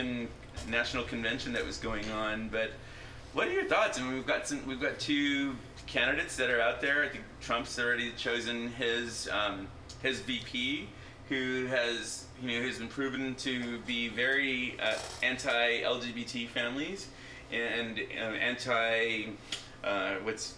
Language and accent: English; San Antonio, Texas, United States; moved away; San Antonio, my hometown